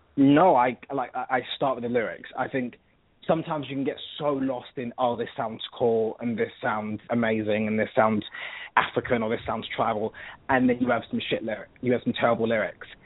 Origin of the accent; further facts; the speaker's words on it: London, United Kingdom; accent: British; You can pretty much hear that I'm from London.